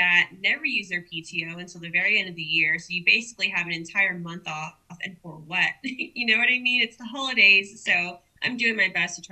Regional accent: Corpus Christi, Texas, United States; also born or lived in San Antonio; I love my hometown

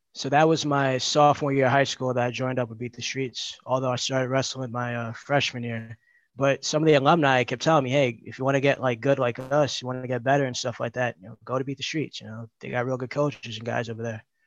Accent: New York City, New York, United States; I grew up in the Bronx. I still live there

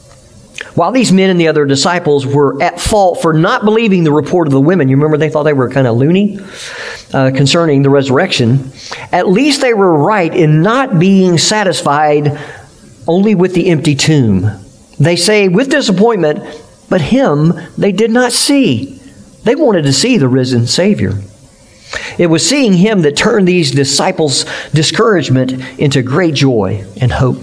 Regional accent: United States; as American Christians

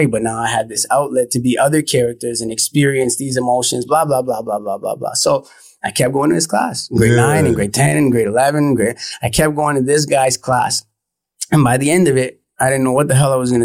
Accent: Vaughan, Ontario, Canada; also born or lived in Toronto / Los Angeles; I grew up in Woodbridge. That's where I'm from originally and spent most of my time

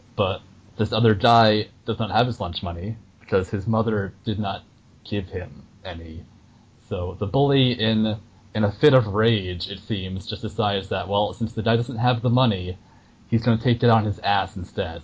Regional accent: New York, United States; I grew up in New York

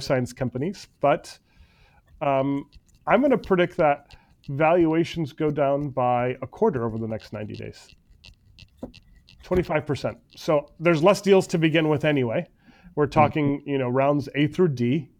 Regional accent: United States; I was born in the United States.

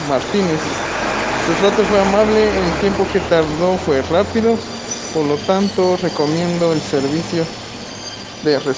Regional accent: Guatemala; soy del país de Guatemala.

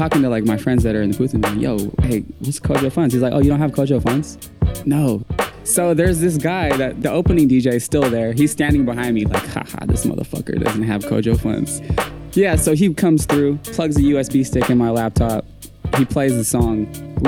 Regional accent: Livermore, California, United States; I'm from Livermore

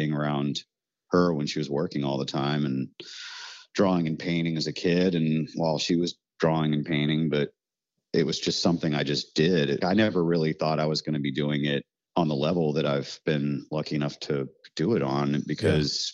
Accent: Parkersburg, West Virginia, United States; now in New Orleans, United States; I was raised in Parkersburg, West Virginia

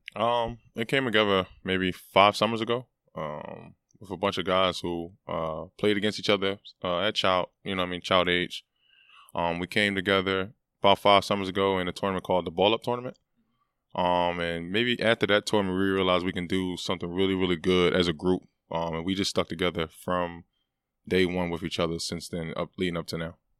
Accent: Philadelphia, Pennsylvania, United States; being from that city

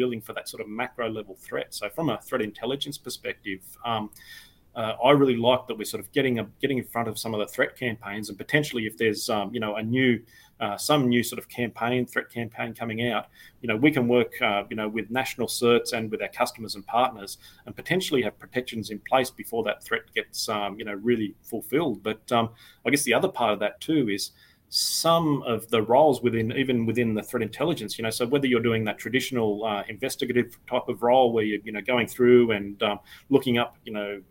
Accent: Australia; I started out as an information technology officer with our Australian Department of Defence

